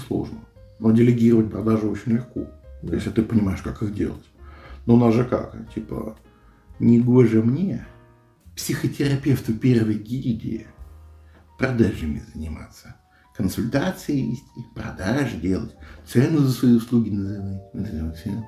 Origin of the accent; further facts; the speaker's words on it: Moscow, Russia; Я москвич